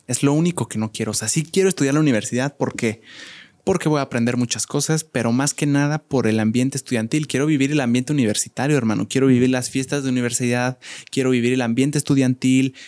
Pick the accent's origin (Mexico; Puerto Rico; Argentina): Mexico; Querétaro; yo soy orgulloso queretano